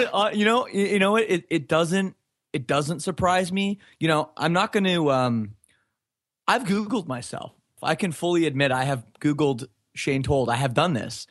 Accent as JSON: {"language": "English", "town": "Oakville", "region": "Ontario", "country": "Canada", "tie": "born or raised there", "also_born_or_lived": "Scarborough, Ontario"}